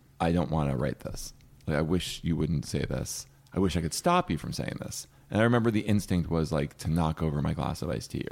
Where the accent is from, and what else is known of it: New Jersey, United States; now in Los Angeles, United States